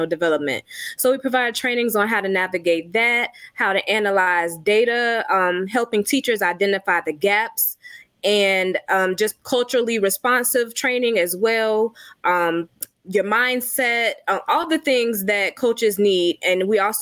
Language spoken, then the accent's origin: English; Savannah, Georgia, United States; I'm originally from Savannah, Georgia